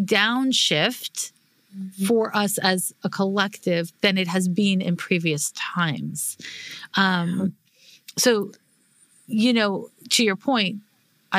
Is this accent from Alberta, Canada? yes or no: no; Montreal, Quebec, Canada; I'm from Montreal, which is when I grew up in the 1980s